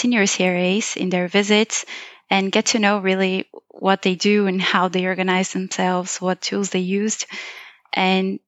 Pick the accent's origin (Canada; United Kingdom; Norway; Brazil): Brazil; moved away as an adult; also born or lived in Tübingen, Germany; now in Mannheim, Germany; I am from Brazil and I have always lived there my whole life.